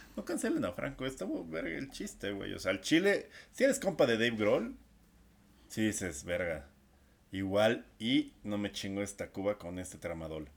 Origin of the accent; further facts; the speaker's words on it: Mexico; soy mexicano ya estoy acostumbrado a los temblores